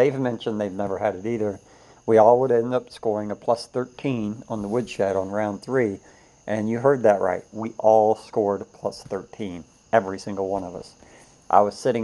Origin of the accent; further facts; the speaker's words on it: Florida, United States; I'm from Florida